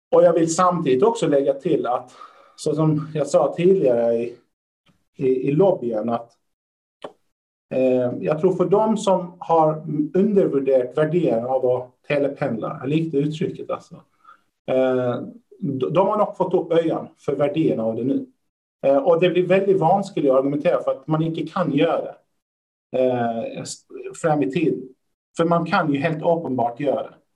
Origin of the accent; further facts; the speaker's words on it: Lund, Skåne, Sweden; moved away as an adult; now in Norway; Där jag kommer ifrån, Lund